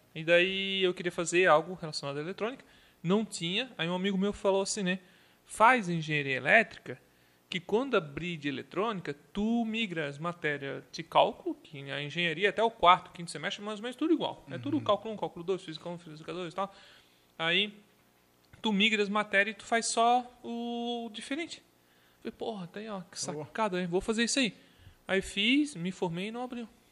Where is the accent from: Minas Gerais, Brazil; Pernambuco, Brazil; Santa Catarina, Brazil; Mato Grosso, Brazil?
Santa Catarina, Brazil; Canelinha; also born or lived in Gaspar / Tijucas; now in Blumenau, Brazil; eu nasci em Gaspar, Aí fui morar lá em Canelinha junto com a minha mãe